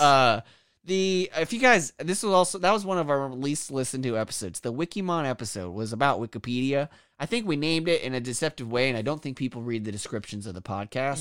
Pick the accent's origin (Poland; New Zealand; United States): United States; Kansas; I'm from Kansas